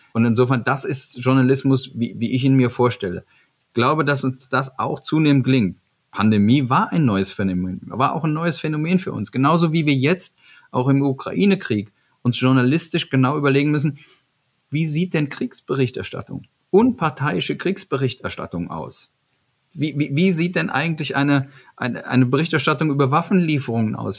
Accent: Eifel, Germany; ich bin da groß geworden in der Eifel

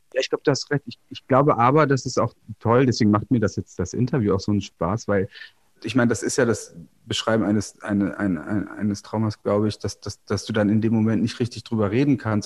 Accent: Goslar, Lower Saxony, Germany; moved away; also born or lived in Berlin; ich bin ja am Harz aufgewachsen oder am Harz, wie man sagen, also in der Kleinstadt Goslar, das ist im Westharz

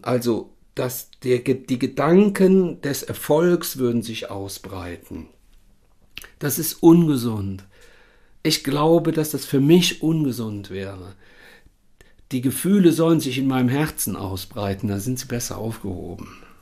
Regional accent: Rhineland, Germany; hier bei uns im Rheinland

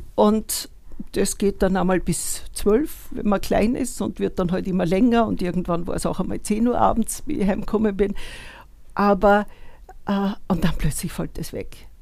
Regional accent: Upper Austria, Austria; moved away as an adult; also born or lived in Vienna; ich komme aus Oberösterreich und habe in Wien studiert

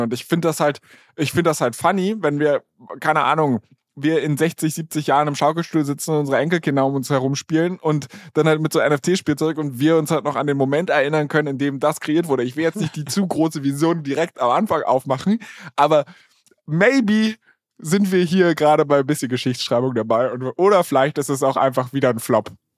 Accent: Berlin, Germany; now in Hamburg, Germany; ich komme ursprünglich aus Berlin

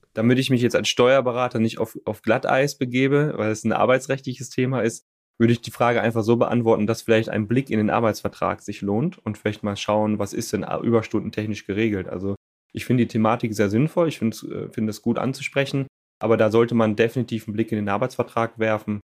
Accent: North Rhine-Westphalia, Germany; now in Cologne, Germany; Ich komme gebürtig vom Niederrhein, lebe aber seit vielen Jahren in der wunderschönen Stadt Köln

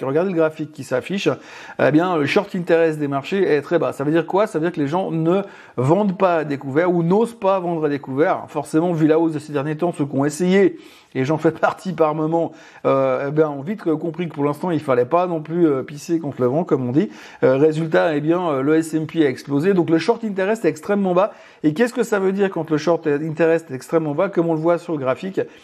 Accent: Switzerland; chez nous en Suisse

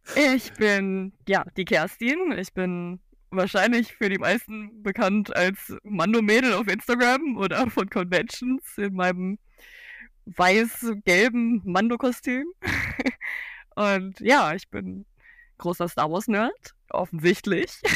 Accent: Cologne, North Rhine-Westphalia, Germany; ich komme aus Köln

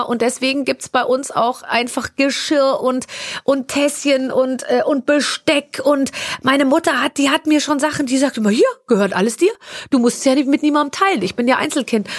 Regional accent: Munich, Bavaria, Germany; ich bin 74 München. geboren in München und wir sind dann äh, äh, in so einen Vorort gezogen, äh, als ich als ich sechs war.

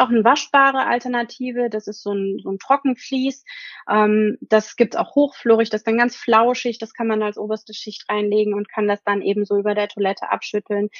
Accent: Germany; Bei uns in Deutschland

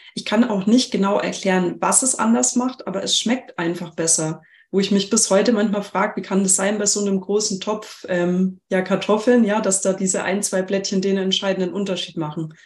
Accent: Germany; bei uns in Deutschland

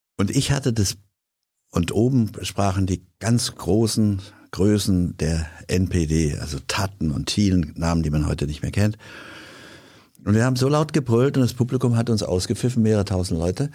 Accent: Hanau, Hesse, Germany; meine Heimatstadt, damals die Stadt meiner Eltern Hanau

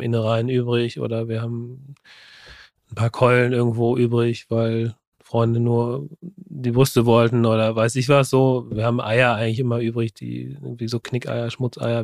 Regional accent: Germany; bei uns in Deutschland

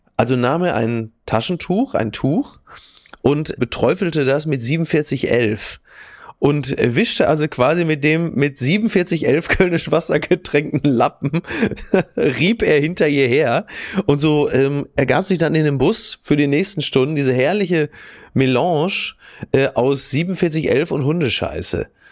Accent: Castrop-Rauxel, North Rhine-Westphalia, Germany; ich komme ja aus Kassel Brauxel

